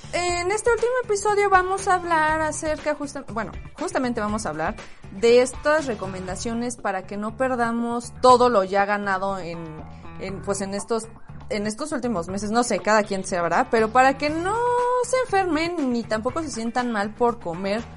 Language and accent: Spanish; Mexico; como cualquier mexicana